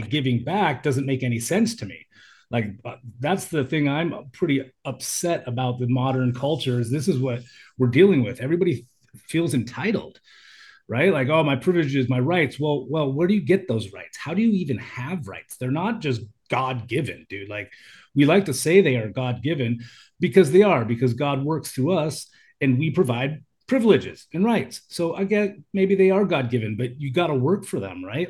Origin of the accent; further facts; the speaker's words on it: United States; moved away as an adult; now in Thailand; when I was young, being an American